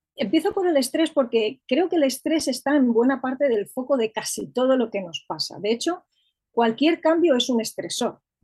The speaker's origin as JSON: {"language": "Spanish", "town": "Madrid", "region": "Community of Madrid", "country": "Spain", "said": "Soy de Madrid"}